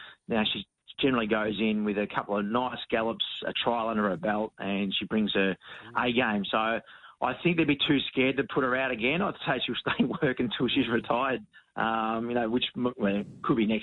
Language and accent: English; Williamstown, Victoria, Australia; We had a local family dinner at the pub in Williamstown, my hometown